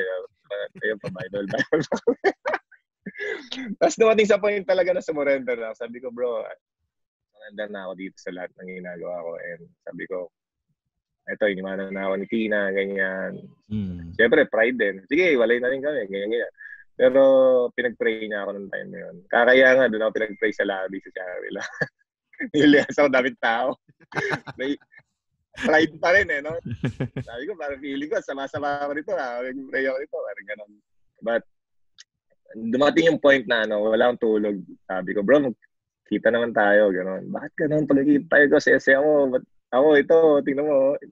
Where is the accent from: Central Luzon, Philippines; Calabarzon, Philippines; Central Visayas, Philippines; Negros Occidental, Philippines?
Central Luzon, Philippines; Orion; dito sa Orion, dito sa hometown ko